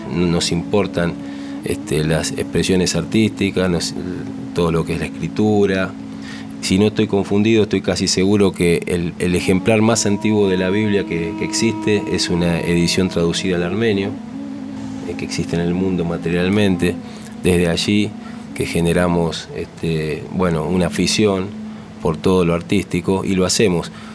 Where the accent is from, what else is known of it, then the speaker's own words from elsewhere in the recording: Argentina; Nosotros somos aquí en Argentina 100% argentinos